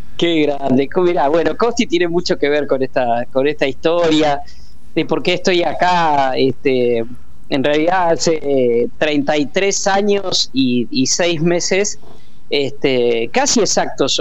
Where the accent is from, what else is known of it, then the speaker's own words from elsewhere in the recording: Puan, Buenos Aires Province, Argentina; moved away; mi pueblo, a Puana, 600 kilómetros de acá